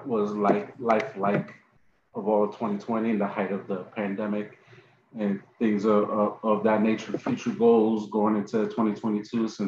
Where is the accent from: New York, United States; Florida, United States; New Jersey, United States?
New York, United States; New York City; I was born in Lincoln, went to Alfred E. Smith High School in the Bronx